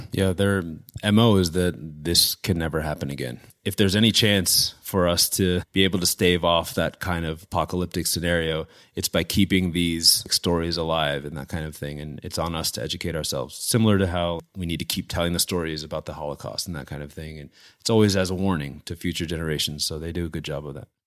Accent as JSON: {"language": "English", "town": "West Orange", "region": "New Jersey", "country": "United States", "tie": "born or raised there", "said": "I grew up in northern New Jersey, thirty minutes outside of New York City, town called West Orange."}